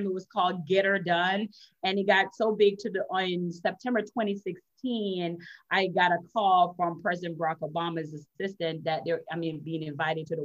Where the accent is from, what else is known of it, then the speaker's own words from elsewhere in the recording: Jamaica; accent: Jamaican; now in Florida, United States; I'm originally from Jamaica. I'm Jamaican and Chinese